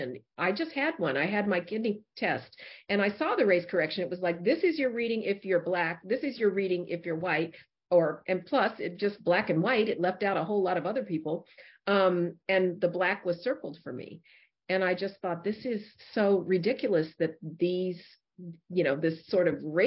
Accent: Denver, Colorado, United States; I grew up in Denver, Colorado

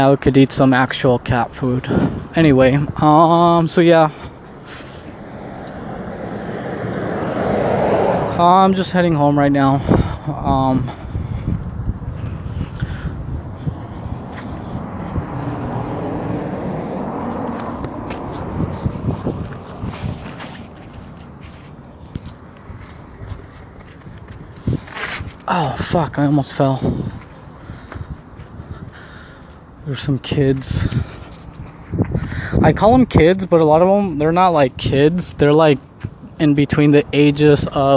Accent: Mexico; I'm Mexican. And I was born in Mexico.

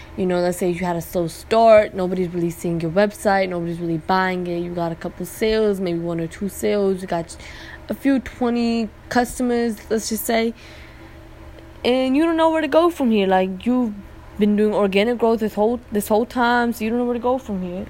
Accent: Pakistan; now in United States; i was born there i'm always visiting back and forth again like another blessing i'm able to visit my home town

